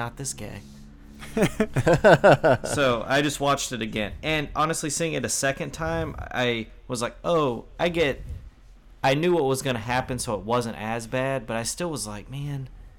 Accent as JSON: {"language": "English", "country": "United States", "said": "because we're American."}